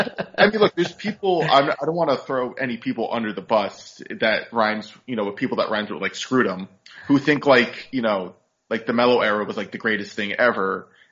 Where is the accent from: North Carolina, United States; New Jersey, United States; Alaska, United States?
New Jersey, United States; Clifton; I too grew up in Jersey around this time, but I grew up in Clifton